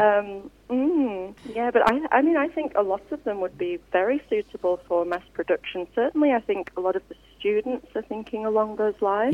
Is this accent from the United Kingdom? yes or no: yes; Yorkshire and the Humber, United Kingdom; now in Australia; I'm from West Yorkshire originally